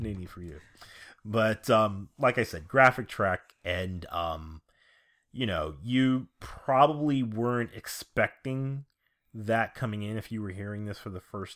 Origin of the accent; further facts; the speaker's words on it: New York City, New York, United States; I'm from Queens.